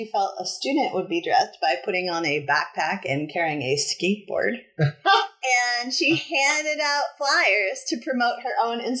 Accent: New England, United States; I'm uptight and from New England.

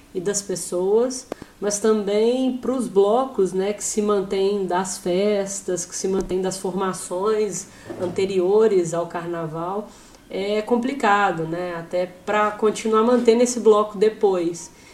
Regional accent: Belo Horizonte, Minas Gerais, Brazil; eu sou de Belo Horizonte

